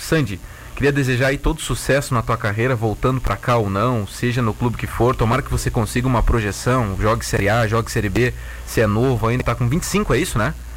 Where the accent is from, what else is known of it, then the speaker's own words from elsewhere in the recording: Vacaria, Rio Grande do Sul, Brazil; now in Tubarão, Brazil; eu sou natural de Vacaria